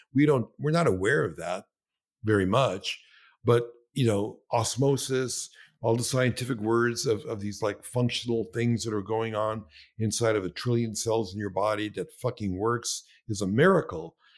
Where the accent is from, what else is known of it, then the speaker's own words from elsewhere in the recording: New York City, New York, United States; I was born in Brooklyn